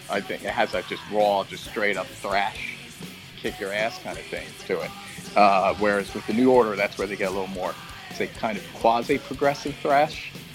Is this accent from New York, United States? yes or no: no; Philadelphia, Pennsylvania, United States; now in Los Angeles, United States; I'm from Philly, but we, yeah. We, we're both living